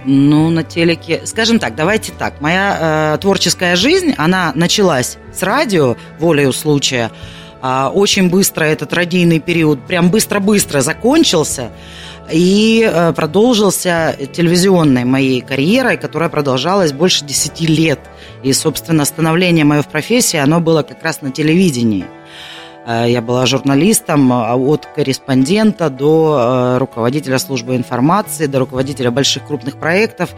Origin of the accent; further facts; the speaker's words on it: Kalmykia, Russia; now in Krasnodar, Russia; родилась я в Калмыкии